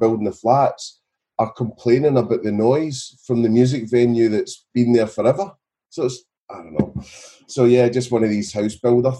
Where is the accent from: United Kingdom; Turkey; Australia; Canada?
United Kingdom; Scotland; also born or lived in Milton Keynes; now in Brighton, United Kingdom; So I'm from Scotland originally, but I live down in Brighton now.